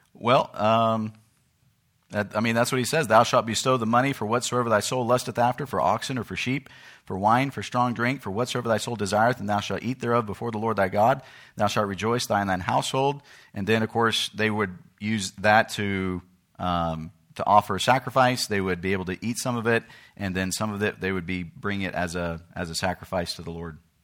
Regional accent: United States; in America, I'm an American, but in Uganda, I become a Ugandan

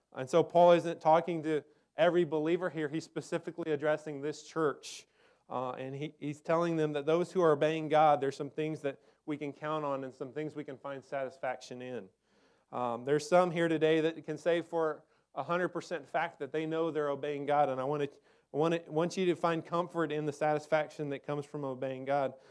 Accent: Texas, United States; I grew up in Texas, in the desert

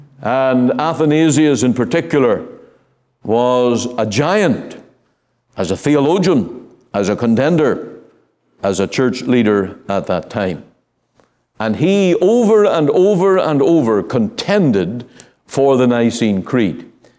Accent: Ireland; In my home country, in Ireland, in the 1800s, there was a rise of Arian doctrine, Unitarianism, this denial of the Godhood of Jesus Christ.

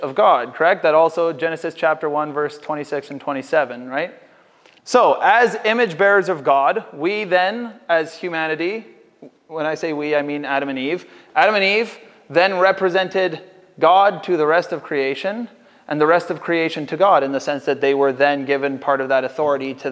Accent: Canada; as North American Canadians

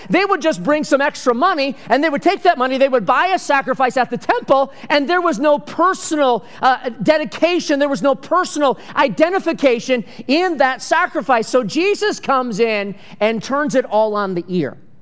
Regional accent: Michigan, United States; growing up in Michigan

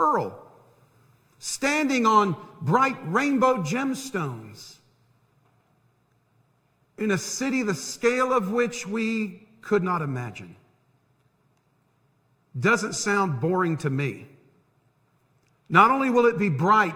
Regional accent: Tampa, Florida, United States; moved away as an adult; now in Harrisburg, United States; I grew up in Tampa.

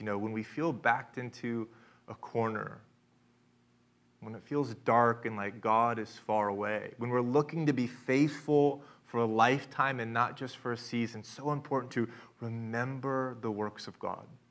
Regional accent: Tulsa, Oklahoma, United States; I'm from Tulsa, Oklahoma, And I had the gift of being raised in a neighborhood

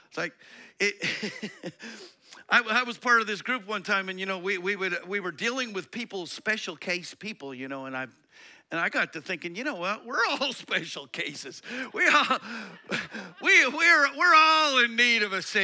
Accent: Colorado, United States; I grew up in Colorado

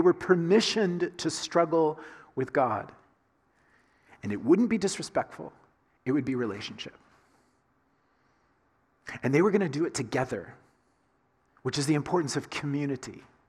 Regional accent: the South, United States; I grew up in the South, in the United States, right? And so I grew up saying to my dad and to my mom, yes, sir, yes, ma'am.

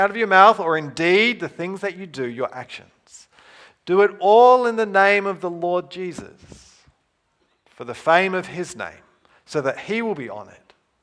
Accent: New Zealand; moved away; I grew up in New Zealand, Western culture.

